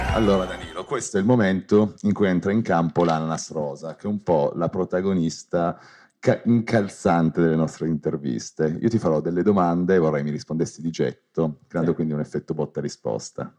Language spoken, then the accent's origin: Italian; Turin, Piedmont, Italy; io sono di Torino